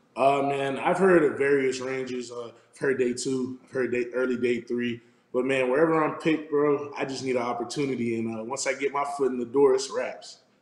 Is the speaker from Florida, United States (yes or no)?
yes; South Florida, United States; moved away as an adult; now in Arizona, United States; I'm from South Florida